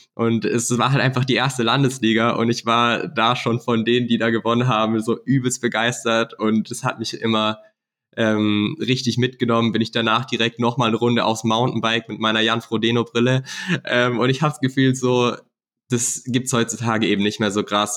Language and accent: German; Black Forest, Baden-Württemberg, Germany; also born or lived in Nuremberg; bei uns im Schwarzwald